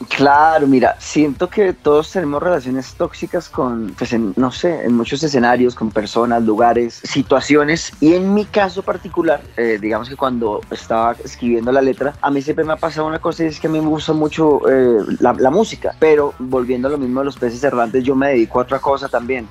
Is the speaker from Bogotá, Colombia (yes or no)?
no; Fusagasugá, Cundinamarca, Colombia; Dos de los tres integrantes somos oriundos de Fusagasugá